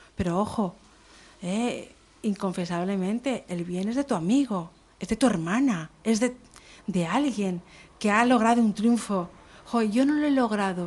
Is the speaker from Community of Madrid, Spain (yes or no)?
yes; Madrid, Community of Madrid, Spain; now in Canary Islands, Spain; yo soy madrileña